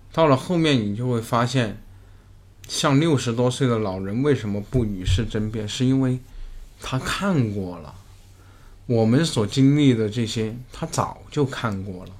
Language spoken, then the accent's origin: Chinese; Gaoba, Sichuan, China; also born or lived in Panzhihua; now in Beijing, China; 一个叫做高坝， 就是我们， 我们家的那个地方， 我老家，我的出生地